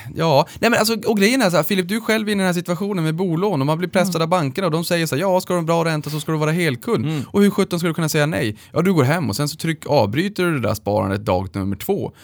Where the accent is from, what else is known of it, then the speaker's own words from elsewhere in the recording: Luleå, Norrbotten County, Sweden; moved away; uppe i, i Luleå där vi kommer ifrån